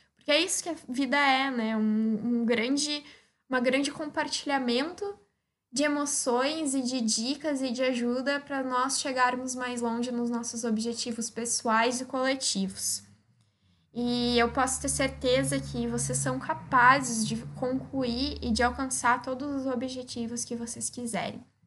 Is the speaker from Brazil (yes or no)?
yes; Osório, Rio Grande do Sul, Brazil; eu sou de Osório, no Rio Grande do Sul, que é uma cidade de 45 mil habitantes